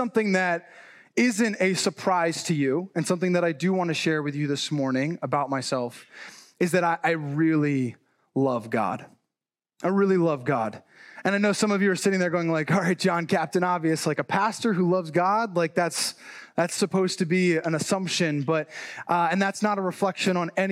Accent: New Jersey, United States; also born or lived in Chicago; I was actually born and raised in New Jersey

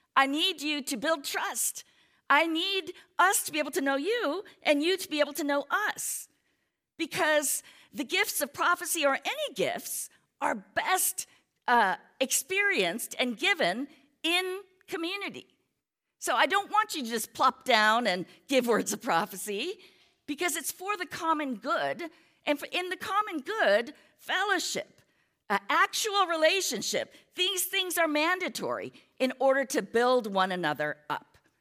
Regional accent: United States; we're American, many of us are Americans

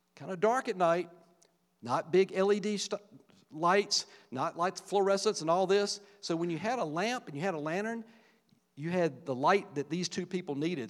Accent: Virgilina, Virginia, United States; the little small rural community I grew up in in Virgilina, Virginia, little farming community

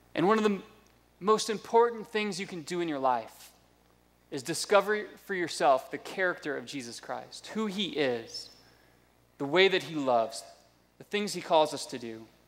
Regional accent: United States; also born or lived in South Florida / North Georgia; now in Indianapolis, United States; I grew up in South Florida and North Georgia, which are just two completely different classes of redneck

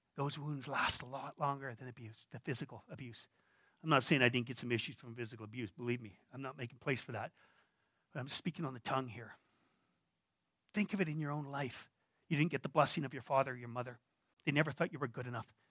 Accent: Canada; I'm a Canadian. We're quite reserved.

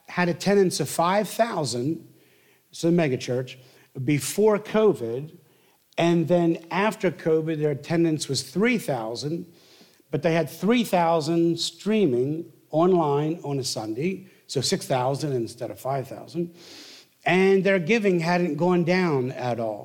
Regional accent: the Northeast, Pennsylvania, United States; I'm from the Northeast

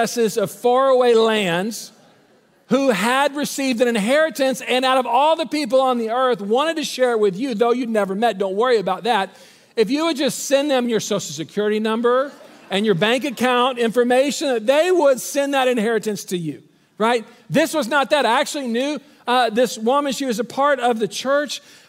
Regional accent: Waco, Texas, United States; moved away as an adult; also born or lived in Dallas; We're both from Waco, and we are moving back to Waco in this season

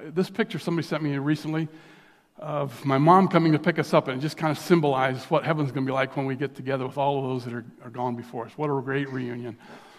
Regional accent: India; I was born in India to missionary parents way back in the day. Just so grateful for growing up in another country, to be exposed to different culture

